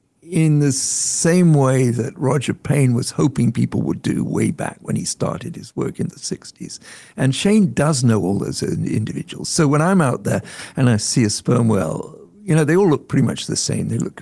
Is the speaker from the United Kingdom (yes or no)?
yes; England, United Kingdom; So when I was growing up in England, the pets in our family were probably eating northern bottlenose whale.